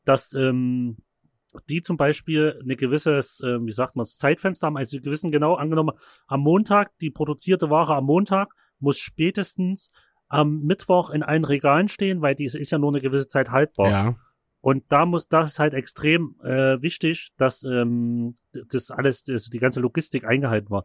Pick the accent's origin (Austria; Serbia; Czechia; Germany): Germany; Chemnitz, Saxony; bei uns in Chemnitz